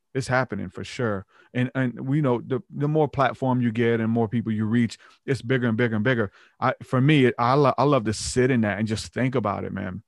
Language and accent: English; the Bible Belt, United States; we're from the Bible Belt